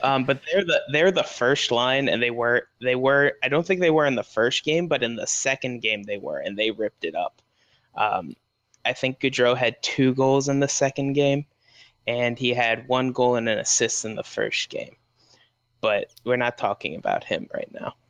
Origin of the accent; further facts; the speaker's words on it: United States; I'm an American